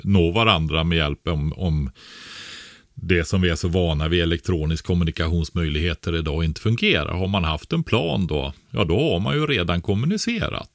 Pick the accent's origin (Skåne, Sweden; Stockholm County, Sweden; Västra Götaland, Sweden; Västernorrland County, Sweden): Västra Götaland, Sweden; Nossebro; jag växte upp som barn i, Bäreberg nere i Nossebro i Västergötland